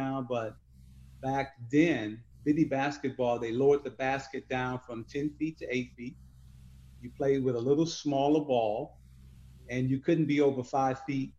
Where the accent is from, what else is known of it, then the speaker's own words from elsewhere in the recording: Chicago, Illinois, United States; also born or lived in Sharon, Mississippi; I grew up in Stateway Gardens, 3618 South State Street.